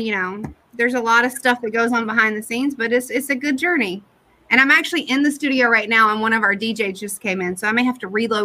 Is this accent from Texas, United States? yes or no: no; Durham, North Carolina, United States; also born or lived in New York City / Detroit / California; I'm from Durham